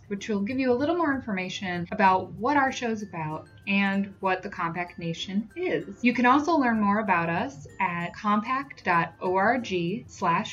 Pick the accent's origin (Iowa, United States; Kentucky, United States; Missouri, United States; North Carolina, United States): Iowa, United States; I grew up in Iowa pretty comfortably middle class